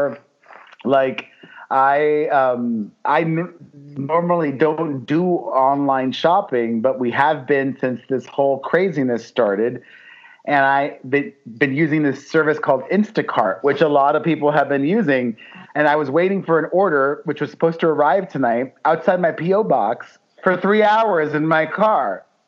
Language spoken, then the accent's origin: English; Miami, Florida, United States; moved away as an adult; also born or lived in New York City; now in Los Angeles, United States; grow up in Miami, the son of two Cuban immigrants